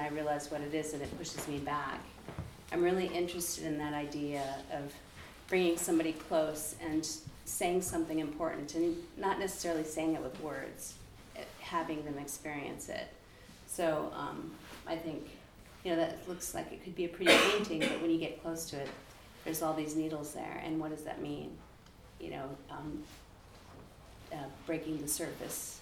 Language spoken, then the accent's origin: English; Nome, Alaska, United States; I grew up in Nome